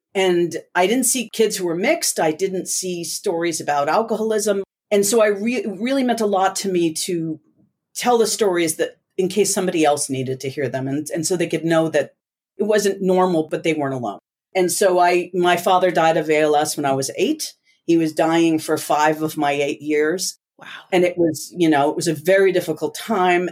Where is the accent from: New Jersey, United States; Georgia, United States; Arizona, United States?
New Jersey, United States; also born or lived in Puerto Rico; growing up in the States